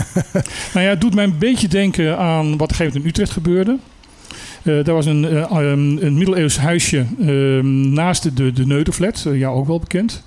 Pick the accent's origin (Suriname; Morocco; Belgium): Suriname; moved away; Ik heb mijn jeugd in Suriname doorgezeten.